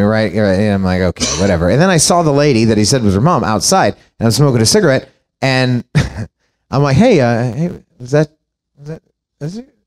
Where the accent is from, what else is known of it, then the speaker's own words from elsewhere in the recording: Chicago, Illinois, United States; I'm from Chicago